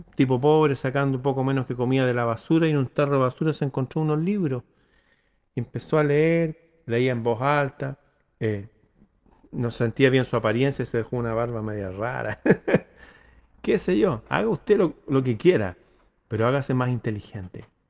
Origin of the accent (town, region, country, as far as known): Chile